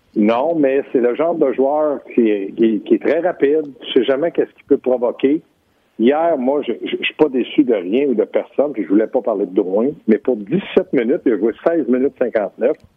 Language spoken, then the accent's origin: French; Quebec, Canada; je suis un Québécois